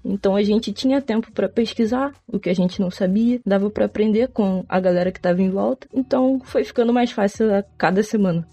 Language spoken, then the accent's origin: Portuguese; São João de Meriti, Rio de Janeiro, Brazil; Eu sou do estado do Rio de Janeiro, da Baixada Fluminense, São João de Meriti